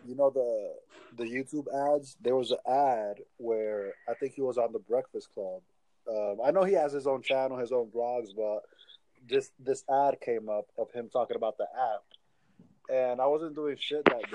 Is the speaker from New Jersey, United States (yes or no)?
yes; New Jersey, United States; I'm from New Jersey